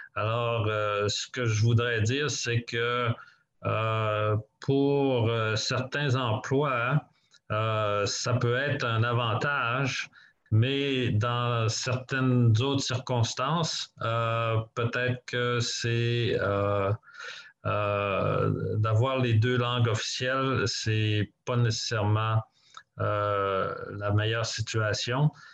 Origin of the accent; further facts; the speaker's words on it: Quebec, Canada; moved away as an adult; now in Toronto, Canada; moi, j'ai grandi au Québec